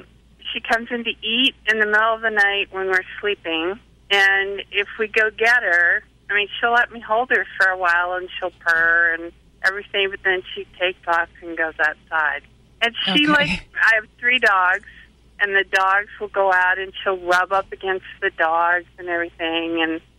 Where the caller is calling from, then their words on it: Atlanta, Georgia, United States; Atlanta, Georgia.